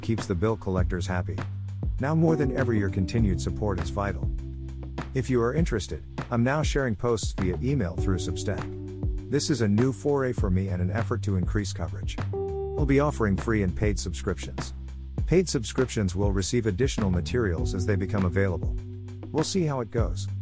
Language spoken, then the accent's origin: English; United States; being American